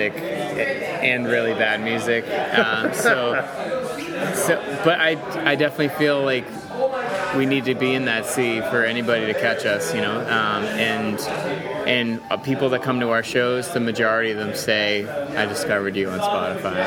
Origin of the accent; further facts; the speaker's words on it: Boston, Massachusetts, United States; that gave me and a lot of Bostonians a certain spirit